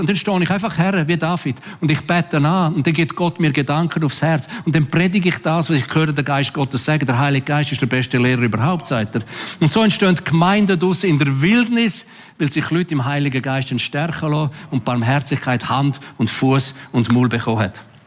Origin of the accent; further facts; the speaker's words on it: Switzerland; als Schweizer